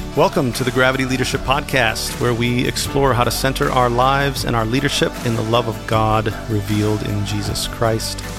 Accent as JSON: {"language": "English", "region": "Minnesota", "country": "United States", "tie": "born or raised there", "moved": "yes", "said": "I grew up in Minnesota"}